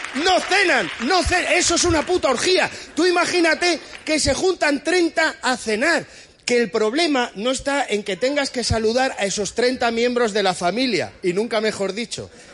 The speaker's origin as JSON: {"language": "Spanish", "town": "Madrid", "region": "Community of Madrid", "country": "Spain", "said": "tengo 36 años, soy de Madrid"}